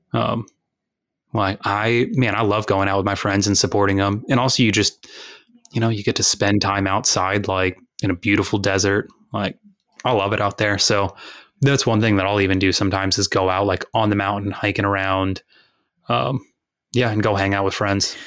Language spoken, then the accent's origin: English; United States; we're all from Texas and Louisiana